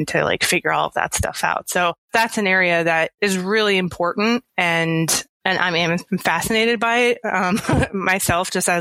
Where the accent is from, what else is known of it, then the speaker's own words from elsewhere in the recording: Philadelphia area, New Jersey, United States; also born or lived in Los Angeles; now in New York City, United States; I'm from South Jersey, Philadelphia area